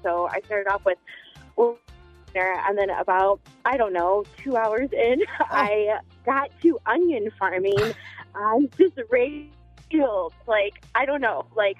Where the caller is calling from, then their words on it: Palatine, Illinois, United States; I'm calling from Palatine.